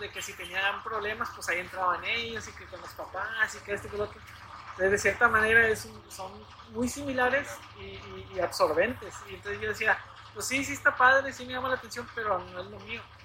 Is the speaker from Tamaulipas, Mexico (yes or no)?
yes; Nuevo Laredo, Tamaulipas, Mexico; aquí en Nuevo Laredo